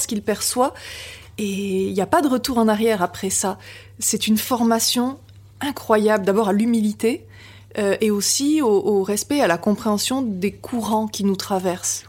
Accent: Biarritz, Nouvelle-Aquitaine, France; also born or lived in Brussels, Belgium; je suis née en Belgique, près de Bruxelles, et, j'ai quitté mes parents et, mon pays à l'âge de, de, 3 ans euh, pour être adoptée sur la, sur la côte basse, donc à Biarritz

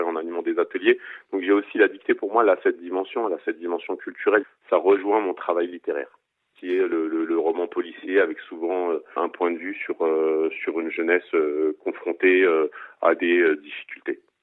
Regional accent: Seine-Saint-Denis, Île-de-France, France; je suis natif de Seine-Saint-Denis, je réside toujours en Seine-Saint-Denis.

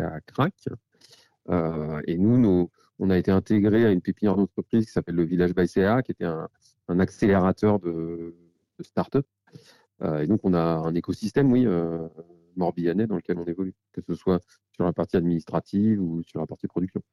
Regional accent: Vannes, Brittany, France; on est bretons

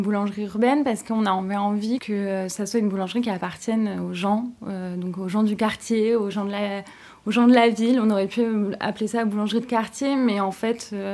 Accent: Brittany, France; je suis bretonne

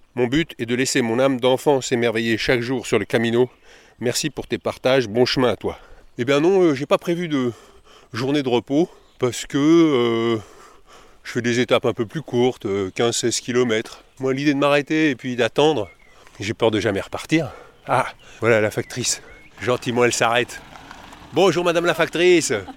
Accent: Paris, Île-de-France, France; je suis de Paris

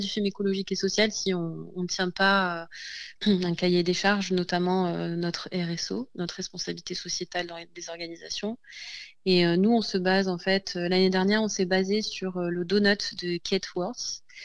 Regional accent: Provence-Alpes-Côte d'Azur, France; nous sommes euh, mar-alpins, donc euh, nous venons du département des Alpes-Maritimes

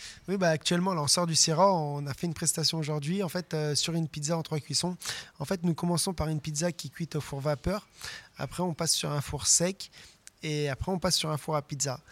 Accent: France; nous, on vient de la Bresse, à la base, moi et le chef des murs

